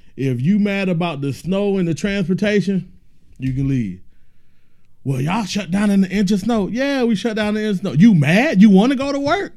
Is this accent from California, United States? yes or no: no; Decatur, Georgia, United States; Born and raised in Decatur